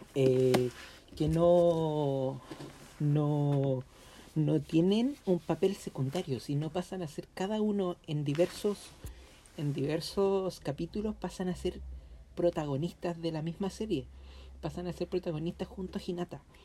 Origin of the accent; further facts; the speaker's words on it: Chile; nuestro país, que nosotros somos chilenos